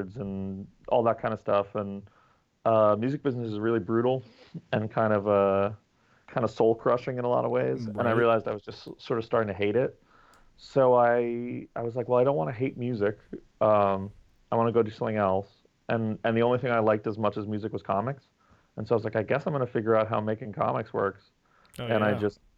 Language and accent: English; New York, United States; I was born in New York, lived here my whole life